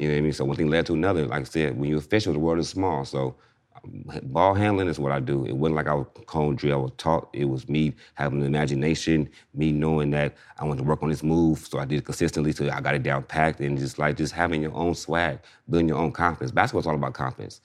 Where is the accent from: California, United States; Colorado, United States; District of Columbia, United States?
California, United States; Inglewood; I'm from Inglewood